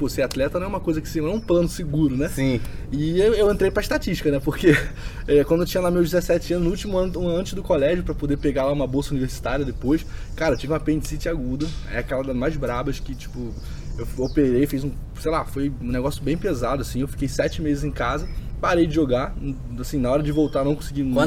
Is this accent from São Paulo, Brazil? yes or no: no; Rio de Janeiro, Brazil; Sou do Rio, é.